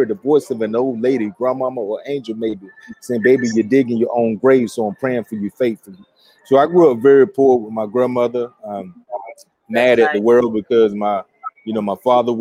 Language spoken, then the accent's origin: English; Stantonsburg, North Carolina, United States; I'm from Wilson, North Carolina. So actually outside of Wilson, Stantonsburg, in a little country town.